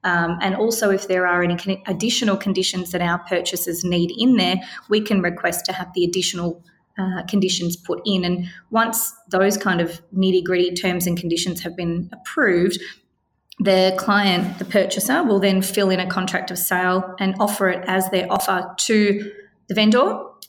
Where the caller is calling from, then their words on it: Victoria, Australia; of course, I am speaking from Victoria, so the rules do slightly change per state.